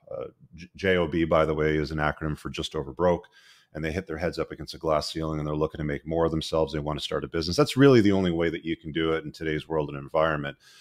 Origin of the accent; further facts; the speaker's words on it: Canada; my home country of Canada